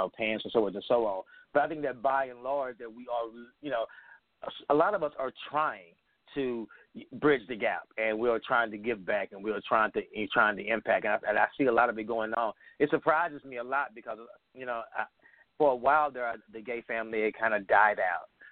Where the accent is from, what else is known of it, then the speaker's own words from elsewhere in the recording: Texas, United States; I'm 40, and I grew up in Texas, in the South